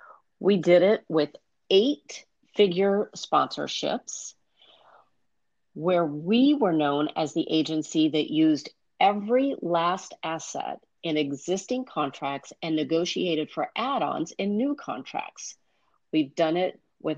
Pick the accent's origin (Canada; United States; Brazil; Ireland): United States; Midwest; I grew up in the Midwest. I was the oldest of four children.